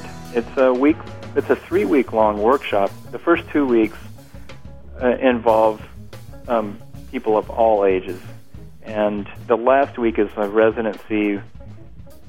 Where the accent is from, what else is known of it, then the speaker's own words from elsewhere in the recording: Kansas City, United States; moved away; I'm from Kansas City originally